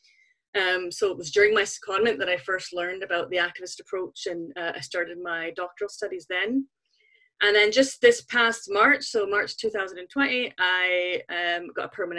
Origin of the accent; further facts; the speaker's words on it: Canada; moved away as an adult; now in Scotland, United Kingdom; I grew up in Canada, if you're wondering where the kind of funny accent comes from. It's a little bit mixed